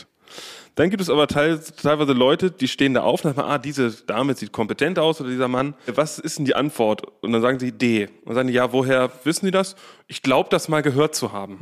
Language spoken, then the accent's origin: German; Berlin, Germany; Wir sind ja aus Berlin